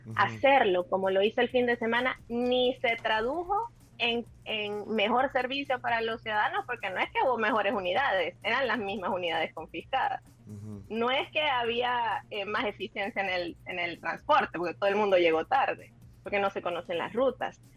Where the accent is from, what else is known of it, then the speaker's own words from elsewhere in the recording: El Salvador; como, como, como salvadoreños